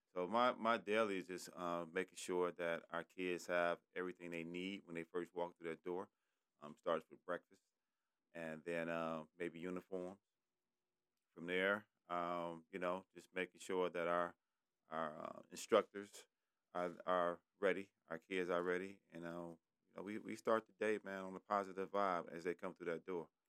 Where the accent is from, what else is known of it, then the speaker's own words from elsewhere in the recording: Detroit, Michigan, United States; I'm from Detroit. I went to Cody High School